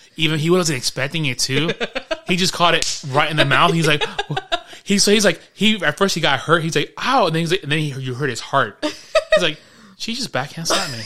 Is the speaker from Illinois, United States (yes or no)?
no; New York City, New York, United States; I grew up in New York City